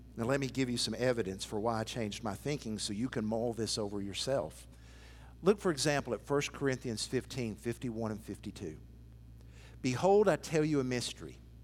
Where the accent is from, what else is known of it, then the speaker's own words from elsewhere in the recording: Athens, Tennessee, United States; moved away; my hometown of Athens